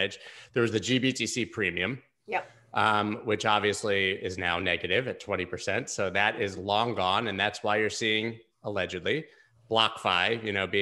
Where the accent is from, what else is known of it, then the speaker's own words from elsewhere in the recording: United States; as an American